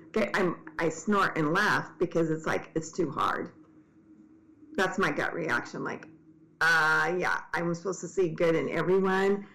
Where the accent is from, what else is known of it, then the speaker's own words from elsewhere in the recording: Tacoma, Washington, United States; I grew up in Tacoma where Ted Bundy came from